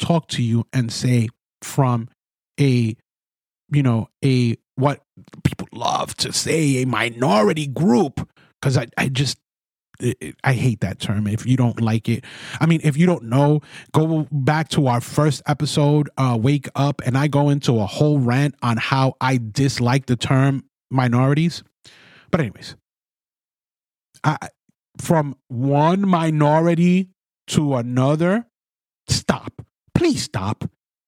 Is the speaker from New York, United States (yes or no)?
yes; New York City, New York, United States; I'm a Spanish kid born and raised in the Bronx, New York.